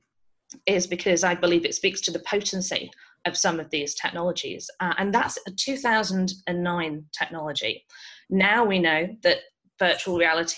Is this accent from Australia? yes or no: no; United Kingdom; moved away; you can probably tell from my accent, I grew up in the UK